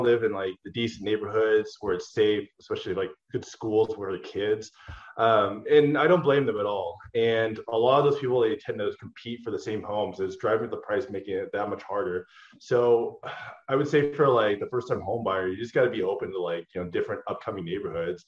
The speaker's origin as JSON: {"language": "English", "town": "Portland", "region": "Oregon", "country": "United States", "tie": "born or raised there", "also_born_or_lived": "Los Angeles", "moved": "as an adult", "said": "I grew up in Oregon, actually, Portland. I lived there all the way till I was like 26"}